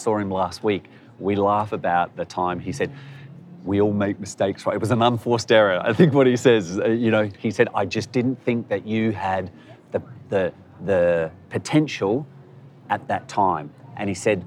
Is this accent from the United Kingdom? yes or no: no; Adelaide, South Australia, Australia; moved away as an adult; We grew up in Australia